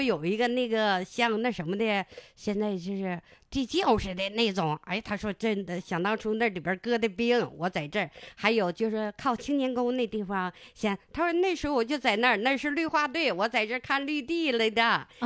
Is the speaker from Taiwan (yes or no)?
no; Harbin, Heilongjiang, China; 我家住的那，是正阳公社，我家是在正阳河住